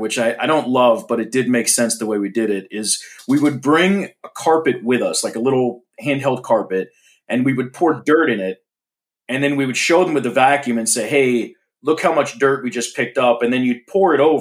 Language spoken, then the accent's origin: English; Florida, United States; I grew up in Florida